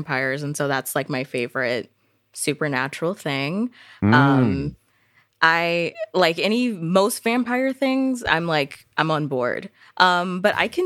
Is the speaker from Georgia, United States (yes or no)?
yes; Atlanta, Georgia, United States; I was born and raised in Atlanta, Georgia